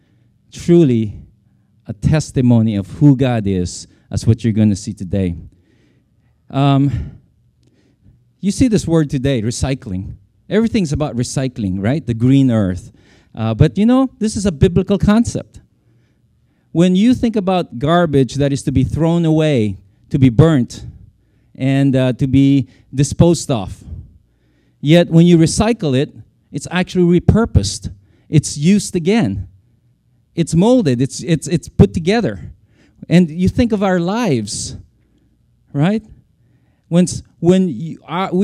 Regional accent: Philippines; moved away as an adult; now in Japan; I'm a Hilaw na Pilipino. Born and raised in the Philippines

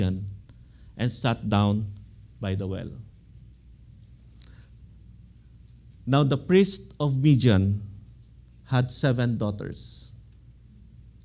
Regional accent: Philippines; now in United States; I am an American citizen, but I love my country. I always pray for the Philippines

